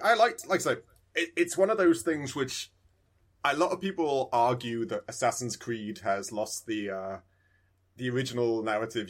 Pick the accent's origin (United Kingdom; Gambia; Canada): United Kingdom; Midlands; accent: English; moved away; I was in England, I, I was from the Midlands.